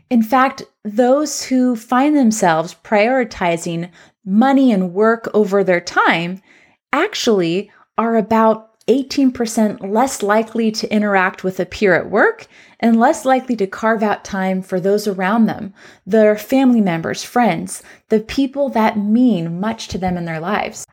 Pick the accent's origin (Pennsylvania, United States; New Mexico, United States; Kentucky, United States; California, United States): California, United States; Southern; now in Central Oregon, United States; I'm from Southern California